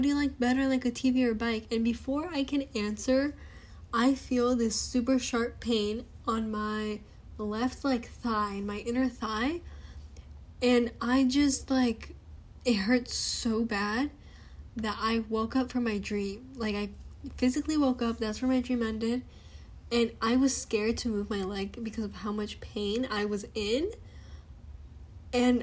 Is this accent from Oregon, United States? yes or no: no; Arizona, United States; we're from Arizona